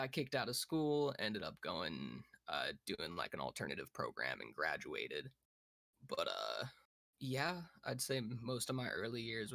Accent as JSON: {"language": "English", "area": "Fremont County", "region": "Colorado", "country": "United States", "said": "I originally come from Fremont County, Colorado"}